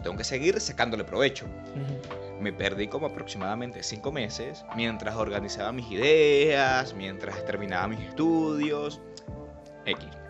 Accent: Puerto Cabello, Carabobo, Venezuela; aquí somos porteños y aquí somos venezolanos

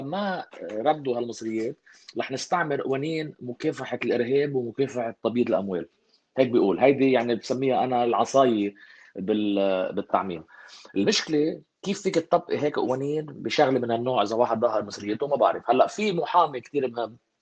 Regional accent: Lebanon; انا كشعب لبناني

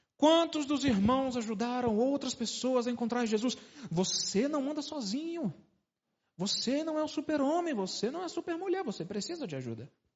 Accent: Brasília, Federal District, Brazil; also born or lived in Uberlândia; sou de Brasília

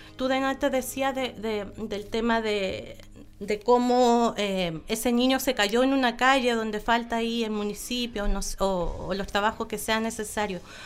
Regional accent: Coyhaique, Aysén, Chile; yo nací en Coyhaique. Yo, yo tengo los recuerdos de Coyhaique

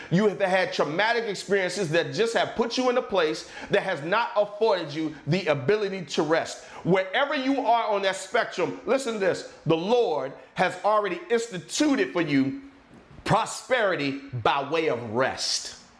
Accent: near Richmond, South Central Virginia, United States; also born or lived in Maryland; I grew up in South Central Virginia, right outside of Richmond

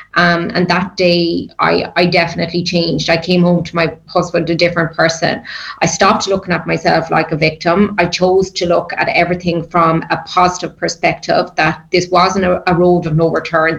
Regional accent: Ireland; as Irish people

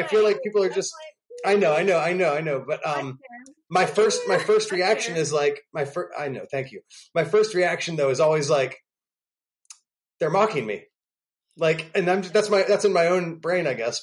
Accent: Pennsylvania, United States; also born or lived in New York City; now in Nashville, United States; I was from Pennsylvania

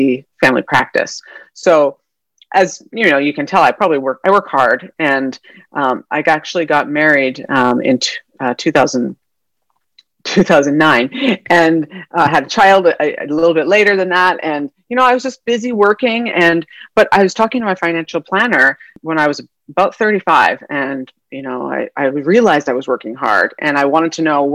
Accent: Calgary, Alberta, Canada; moved away as an adult; also born or lived in northern British Columbia; now in San Diego, United States; So I'm from Canada originally. I'm born and raised there. And I did all my schooling up there in mostly Calgary, Alberta, but also at some northern British Columbia for my younger childhood, and then high school, undergrad, and medical school up in Calgary.

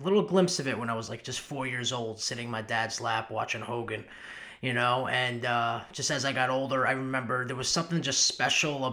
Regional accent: Long Island, New York, United States; moved away as an adult; also born or lived in Louisville, Kentucky; I was born in Long Island, New York. I was born and raised there

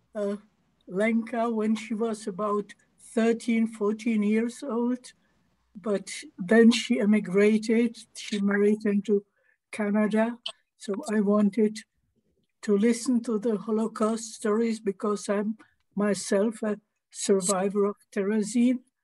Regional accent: Prague, Czechia; I am from the Czech Republic, from Prague.

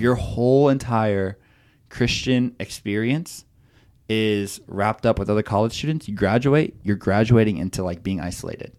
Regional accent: Okeechobee, Florida, United States; moved away as an adult; also born or lived in Chicago; I grew up in Okeechobee, Florida

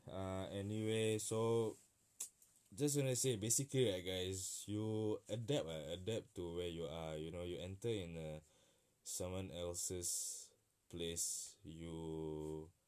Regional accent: Singapore; now in Melbourne, Australia; we carry our identity as you know as Singaporean. We are we even though we are living in Melbourne, but we Singapore is in our heart and our perut.

